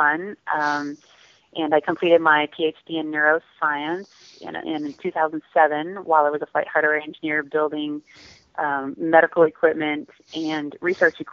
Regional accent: Louisiana, United States; I grew up in Louisiana.

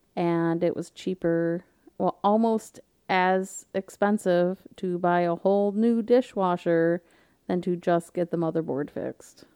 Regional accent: South Florida, United States; we grew up in Florida together

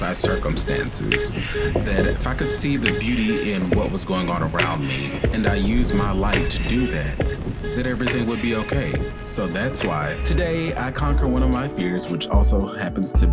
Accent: the South, United States; As a Southerner

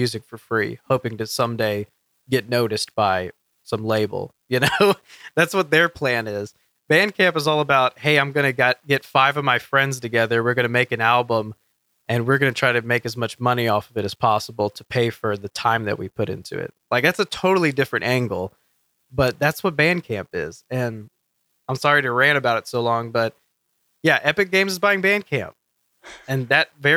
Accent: Texas, United States; we're from Texas, we're from Texas

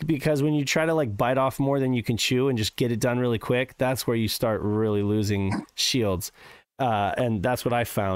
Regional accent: Reno, Nevada, United States; now in San Diego, United States; I grew up in Reno, Nevada

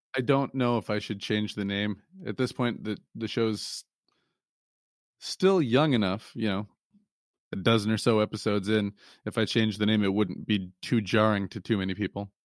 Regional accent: Lansing, Michigan, United States; moved away; I'm originally from the Lansing, Michigan area

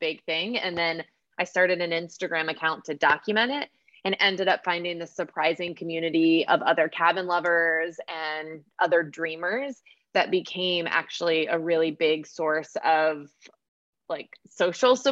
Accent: Pennsylvania, United States; moved away as an adult; also born or lived in Washington, D.C.; now in North Carolina, United States; we were raised in Pennsylvania.

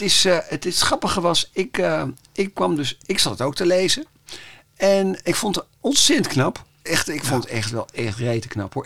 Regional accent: Amsterdam, North Holland, Netherlands; ik kom dan toevallig uit Amsterdam

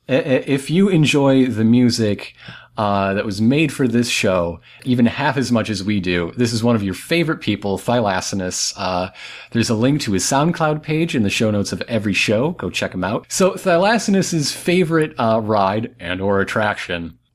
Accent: Flint, Michigan, United States; I'm from Flint

